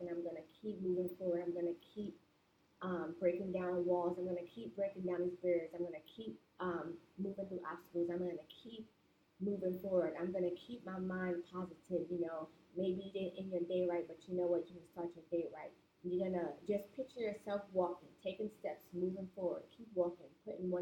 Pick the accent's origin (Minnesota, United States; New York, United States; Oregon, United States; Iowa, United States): New York, United States; New York City; I'm from Brooklyn, New York. So in New York City, where I've grown up